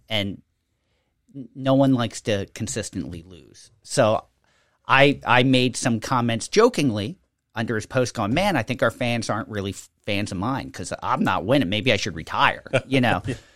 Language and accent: English; Levittown, United States; growing up in Levittown, every tree in my development had a fruit tree planted on it